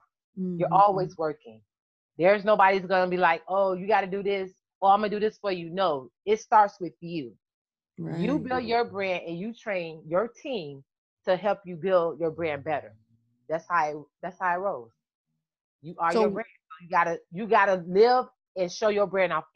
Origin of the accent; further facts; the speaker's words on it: Miami, Florida, United States; also born or lived in Dunkirk, New York; Even though I was raised in Miami, I'm from New York.